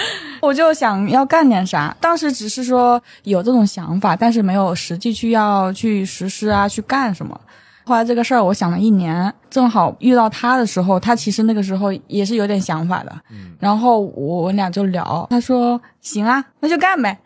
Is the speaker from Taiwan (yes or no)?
no; Hubei, China; now in Beijing, China; 我是湖北人